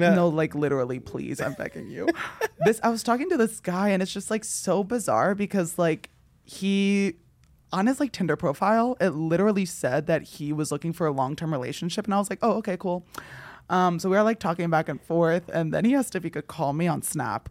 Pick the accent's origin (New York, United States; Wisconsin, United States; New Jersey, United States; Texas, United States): New Jersey, United States; moved away; growing up in New Jersey